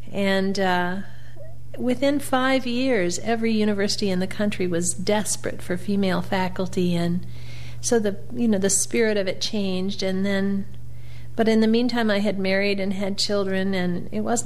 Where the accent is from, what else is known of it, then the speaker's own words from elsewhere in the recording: Champaign, Illinois, United States; also born or lived in Chicago, Illinois; now in Chattanooga, United States; I was born in Chicago, and I grew up in Champaign-Urbana, Illinois